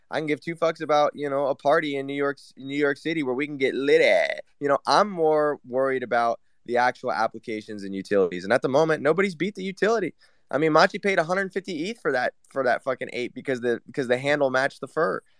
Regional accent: Taiwan; Uh, Taiwan.

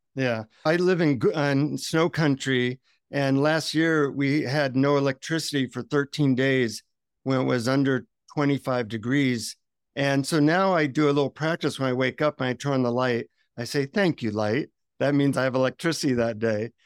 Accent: United States; from the United States

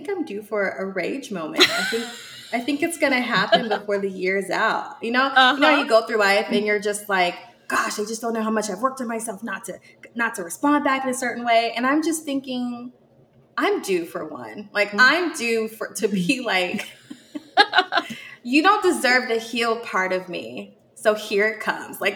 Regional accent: Seattle, Washington, United States; now in Atlanta, United States; I'm from Seattle

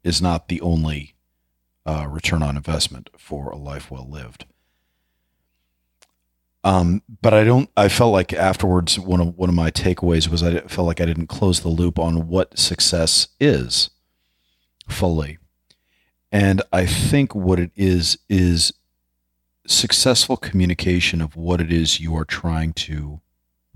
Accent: New York City, New York, United States; growing up in New York City, you know, I was surrounded by artists

